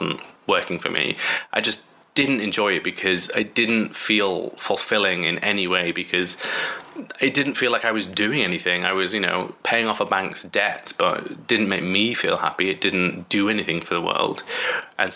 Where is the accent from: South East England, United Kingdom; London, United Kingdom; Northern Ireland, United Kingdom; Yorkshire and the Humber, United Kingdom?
Yorkshire and the Humber, United Kingdom; Bradford; I'm from Bradford, which is in West Yorkshire.